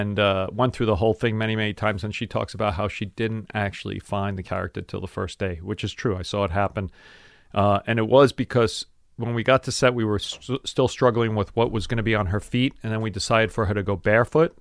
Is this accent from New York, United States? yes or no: yes; New York City, New York, United States; I grew up in South Brooklyn